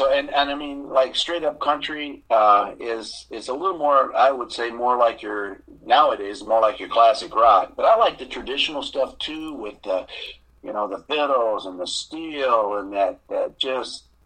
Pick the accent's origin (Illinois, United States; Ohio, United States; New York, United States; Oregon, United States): Ohio, United States; Gibsonburg; also born or lived in Bushnell, Florida; I was born in Ohio, a little town called Gibsonburg